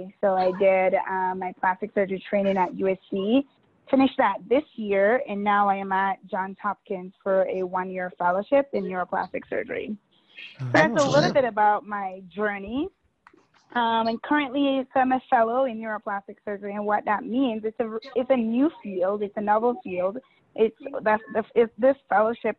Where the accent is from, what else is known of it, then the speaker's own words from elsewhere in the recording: Jamaica; moved away as an adult; now in United States; I was born and raised in Jamaica